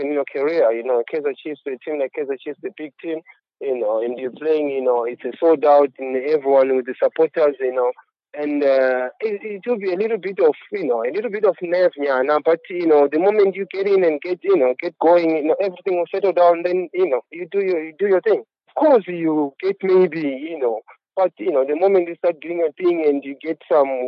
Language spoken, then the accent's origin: English; Zimbabwe; moved away; also born or lived in Harare, Zimbabwe; Then I went through academy from my hometown, which was in Ntare. Then I had to move to Harare